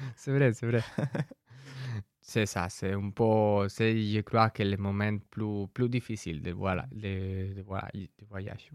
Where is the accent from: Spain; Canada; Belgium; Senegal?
Spain; French is a second language; now in France; je viens de l'Espagne